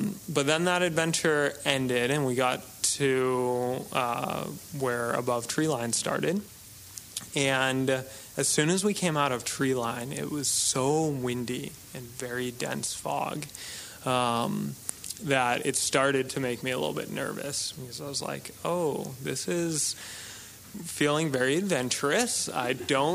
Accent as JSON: {"language": "English", "region": "New England", "country": "United States", "tie": "born or raised there", "said": "we grew up in New England"}